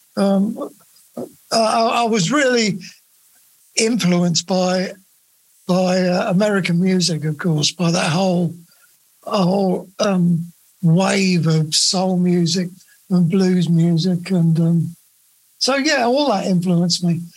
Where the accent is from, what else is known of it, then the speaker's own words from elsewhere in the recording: Luton, East of England, United Kingdom; also born or lived in Bedford; I grew up in Bedford uh, uh, and uh, and then my later years, well, I say later years, from about seven to leaving home at 15, I lived in Luton.